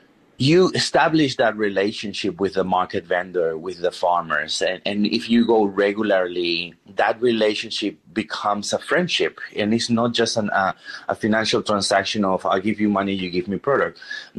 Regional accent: Peru; English is a second language; obviously growing up in Peru, we are exposed to a lot of different flavors, a lot of different influences, from Japanese influence, Chinese, Italian, Spanish, going to the native cuisine in the Andean Sierras and in the coast as well.

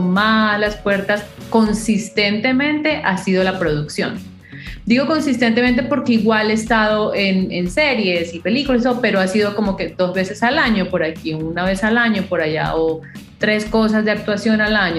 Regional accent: Colombia; moved away; soy colombiana, obviamente, con mis raíces así muy cafeteras

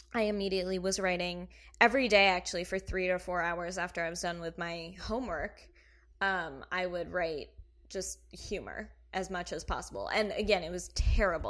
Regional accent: Kentucky, United States; moved away; I am from Kentucky

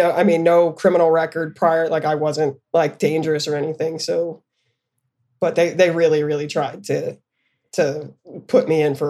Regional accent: Camp Hill, Pennsylvania, United States; also born or lived in Florence, Arizona; My mother, I came from white suburbs, Catholic family, Camp Hill. It's a very affluent area where my family is actually from.

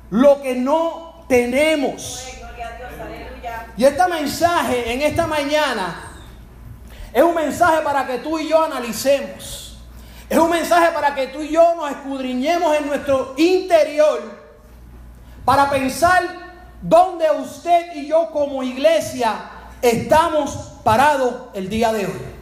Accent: Spain; me imagino que inglés tiene otro acento, pero yo soy español.

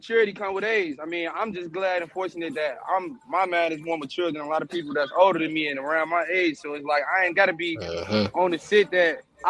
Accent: Chicago, Illinois, United States; Being in Iraq is like being wherever you grow up at.

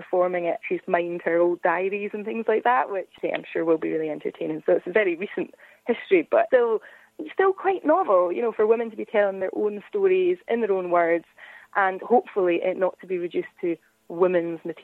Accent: Scotland, United Kingdom; as a Scottish person

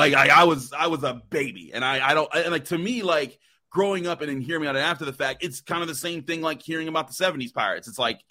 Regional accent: Pittsburgh, Pennsylvania, United States; as a kid growing up in Pittsburgh.

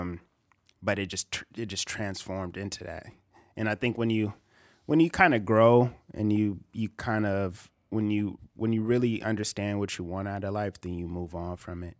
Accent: Bakersfield, California, United States; also born or lived in Visalia, California; I'm from Visalia, But I moved to Bakersfield when I was probably, like, um, in kindergarten

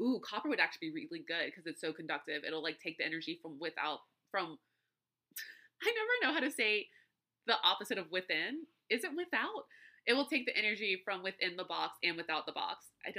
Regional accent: Louisiana, United States; All right, so I'm from Louisiana, right? And we have an abundance of Spanish moss. It's everywhere.

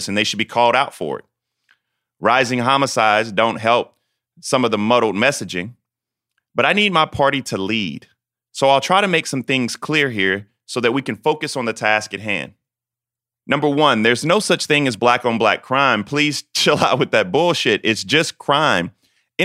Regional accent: South Carolina, United States; my home state of South Carolina

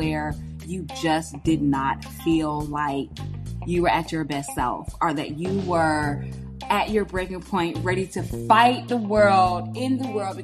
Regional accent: United States; my home country, America

